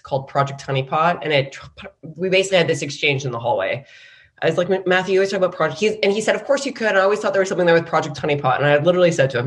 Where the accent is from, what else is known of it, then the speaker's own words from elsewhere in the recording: Canada; moved away as an adult; also born or lived in San Francisco, United States; I grew up in Canada and I came down to the US for business school